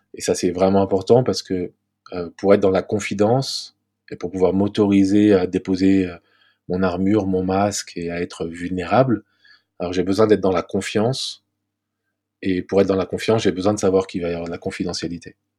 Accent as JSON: {"language": "French", "town": "Paris", "region": "Île-de-France", "country": "France", "tie": "born or raised there", "said": "je vis à Paris, j'ai grandi à Paris"}